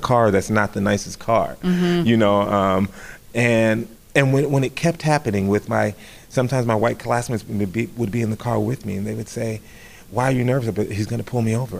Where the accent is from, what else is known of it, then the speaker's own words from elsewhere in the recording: Riverside, California, United States; moved away as an adult; I came from the Los Angeles County area, a suburban city called Riverside